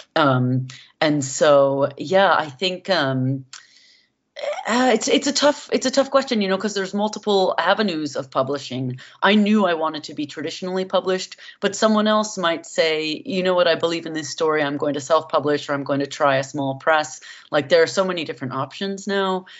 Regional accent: San Francisco Bay Area, California, United States; growing up in the San Francisco Bay Area

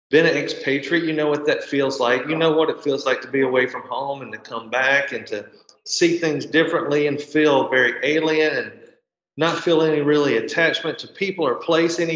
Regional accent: Mississippi, United States; moved away as an adult; I had been gone from Mississippi for a long time. I came back to this small town

